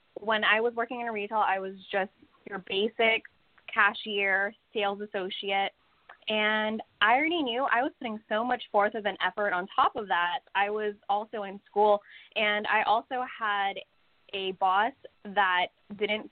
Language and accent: English; California, United States; I was born here in California